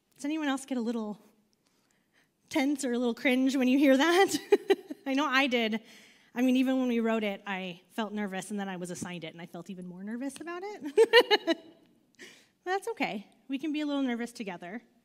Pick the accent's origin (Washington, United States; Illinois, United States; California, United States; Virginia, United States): California, United States; just outside of Los Angeles; moved away; I grew up just outside of Los Angeles